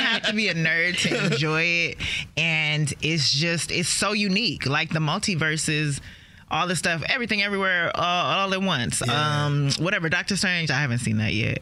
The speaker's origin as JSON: {"language": "English", "region": "Maryland", "country": "United States", "tie": "born or raised there", "also_born_or_lived": "Los Angeles", "said": "I was growing up in Maryland"}